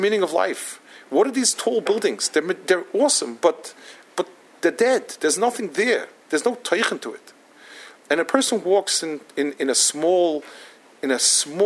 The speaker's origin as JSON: {"language": "English", "town": "New York City", "region": "New York", "country": "United States", "also_born_or_lived": "Israel", "said": "I come from Manhattan."}